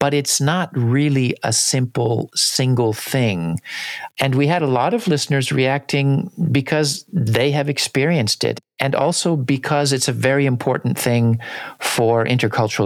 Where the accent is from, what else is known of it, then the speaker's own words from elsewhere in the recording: United States; growing up in the United States